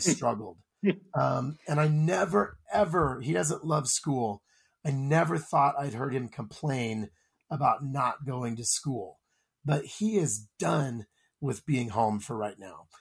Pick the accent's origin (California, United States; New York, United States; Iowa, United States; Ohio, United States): Iowa, United States; I'm from Iowa